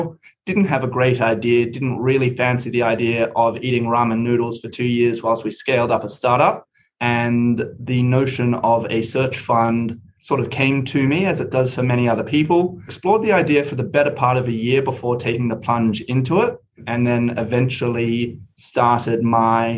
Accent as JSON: {"language": "English", "country": "Australia", "also_born_or_lived": "United Kingdom", "moved": "as an adult", "said": "I am Australian, but did my undergraduate studies in the UK with the view of getting a couple of years international experience and then coming home."}